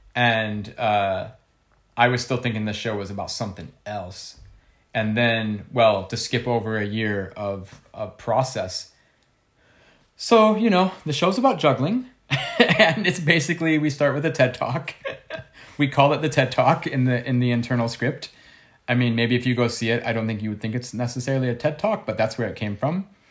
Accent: Ohio, United States; I'm from Ohio

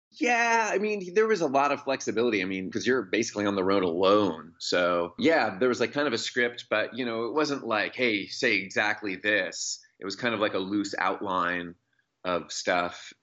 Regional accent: Seattle, Washington, United States; now in Olympia, United States; I grew up in Seattle, and I currently live in Olympia, the state capital, about an hour south of there.

